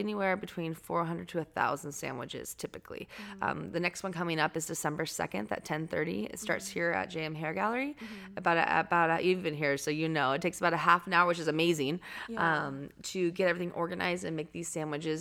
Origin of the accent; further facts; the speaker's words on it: Anacortes, Washington, United States; moved away; I'm from Seattle area. I mean, the Northwest. So Anacortes is like north of Seattle